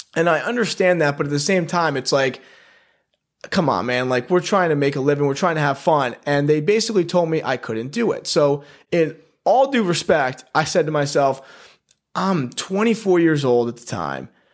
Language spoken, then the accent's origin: English; Guilderland, New York, United States; also born or lived in Poughkeepsie, New York / Wyoming / Oregon; I grew up in upstate New York, Guilderland, went to Guilderland High School